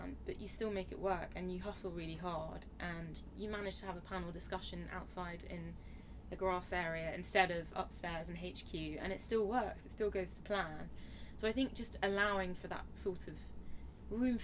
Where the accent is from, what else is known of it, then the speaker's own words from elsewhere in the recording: India; now in London, United Kingdom; Being Indian myself